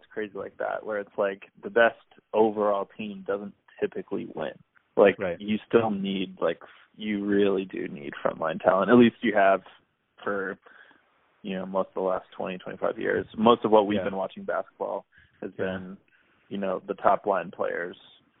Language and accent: English; New England, United States; So growing up in New England, you are born, if you're born in New England, you're a Red Sox fan.